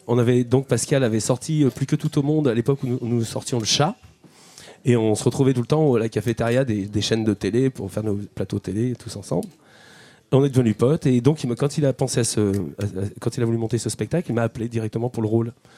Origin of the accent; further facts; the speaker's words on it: Chambéry, Auvergne-Rhône-Alpes, France; moved away; also born or lived in Paris; moi je suis de Chambéry